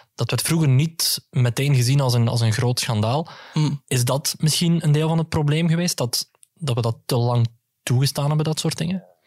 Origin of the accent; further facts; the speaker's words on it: Greece; ik als Grieken